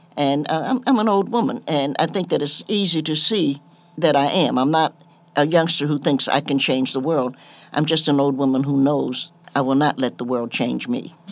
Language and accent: English; Knoxville, Tennessee, United States; I grew up in Knoxville, and my parents had a troubled marriage